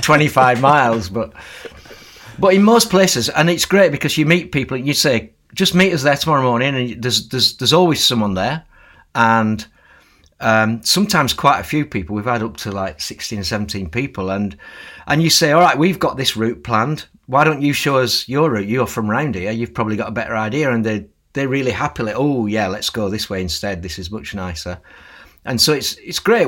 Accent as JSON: {"language": "English", "area": "Lancashire", "region": "North West England", "country": "United Kingdom", "tie": "born or raised there", "said": "When I was growing up in Lancashire"}